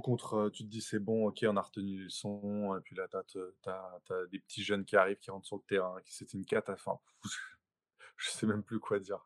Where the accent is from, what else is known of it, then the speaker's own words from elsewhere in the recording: Paris, Île-de-France, France; c'est le, club de, ma ville. J'ai toujours grandi là-dedans